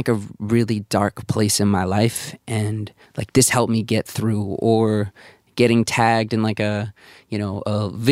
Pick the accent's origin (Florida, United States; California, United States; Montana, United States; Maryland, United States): Maryland, United States; Baltimore; moved away; also born or lived in Bloomington, Indiana; I grew up in Baltimore in like a very Jewish community